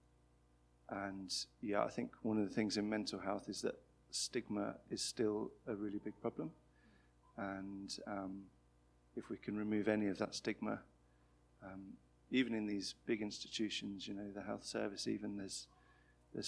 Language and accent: English; Birmingham, West Midlands, United Kingdom; also born or lived in London; I grew up in Birmingham and studied in London, moved back to Birmingham